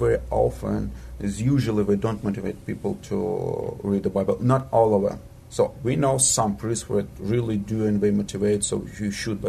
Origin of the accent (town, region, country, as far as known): Moldova; born or raised there